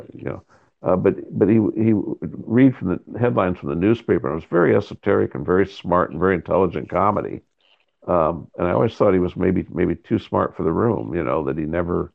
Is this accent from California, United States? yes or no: no; Spencer, Iowa, United States; moved away; I grew up in Spencer, Iowa.